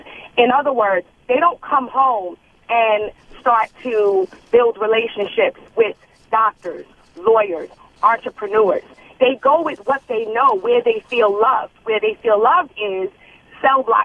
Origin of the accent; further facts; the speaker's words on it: New York City, New York, United States; I was born and raised in Brooklyn